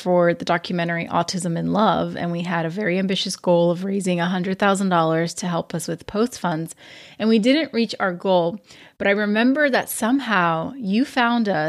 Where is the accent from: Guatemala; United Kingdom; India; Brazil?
Brazil; São Paulo; São Paulo, Brazil, my hometown